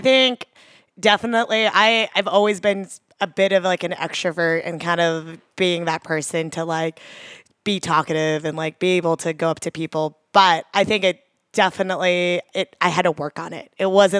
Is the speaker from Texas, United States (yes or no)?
yes; Katy, Texas, United States; So I grew up just outside of Houston in the kind of suburbs of Katy, Texas.